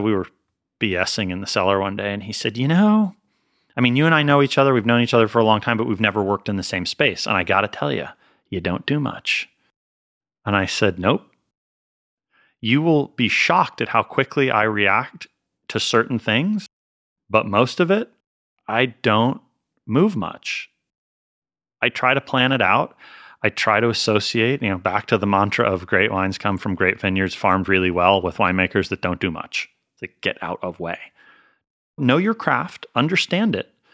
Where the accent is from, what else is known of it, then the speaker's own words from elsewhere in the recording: Pennsylvania, United States; also born or lived in Northeast US / Colorado / Massachusetts; now in California, United States; I'm from Pennsylvania